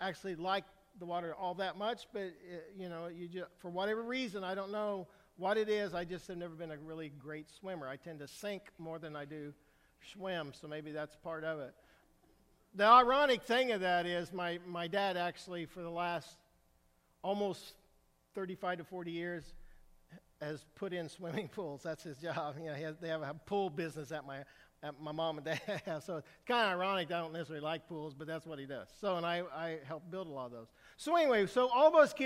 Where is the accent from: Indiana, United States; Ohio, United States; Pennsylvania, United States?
Indiana, United States; Brazil; I grew up in the Midwest. I grew up in Indiana